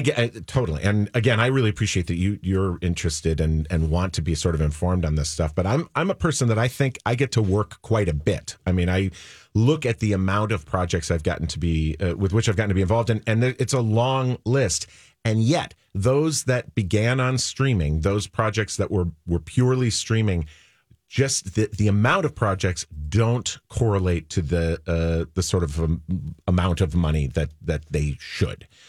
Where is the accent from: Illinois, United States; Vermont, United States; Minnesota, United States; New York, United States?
Minnesota, United States; I was not born in Minnesota, but I grew up in Minnesota